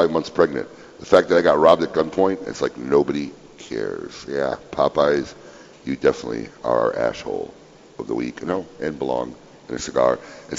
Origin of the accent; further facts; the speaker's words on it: Chicago, Illinois, United States; now in Florida, United States; I grew up in Chicago